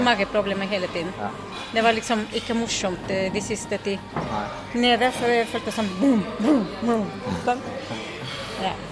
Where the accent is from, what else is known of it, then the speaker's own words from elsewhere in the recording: Mexico; Norwegian is a second language; moved away; fra Mexico